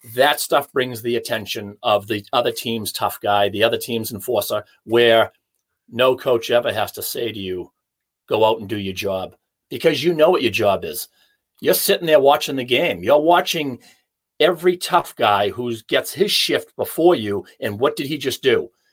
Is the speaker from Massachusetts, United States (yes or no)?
yes; Hanover, Massachusetts, United States; my hometown in Hanover